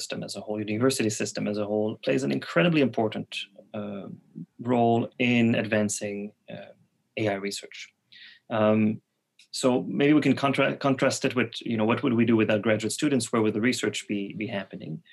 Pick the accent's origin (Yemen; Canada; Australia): Canada; Quebec City, Quebec; first language French; English is a second language; also born or lived in Montreal; I'm from Quebec City, but I moved to Montreal